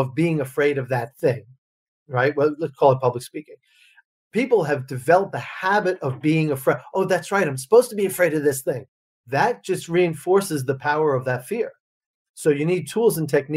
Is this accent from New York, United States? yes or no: yes; Long Island, New York, United States; moved away as an adult; also born or lived in Russia; So I grew up on Long Island